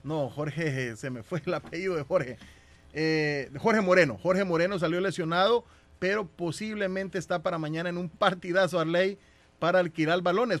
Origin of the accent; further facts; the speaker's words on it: Guatemala; now in Boston, United States; yo como guatemalteco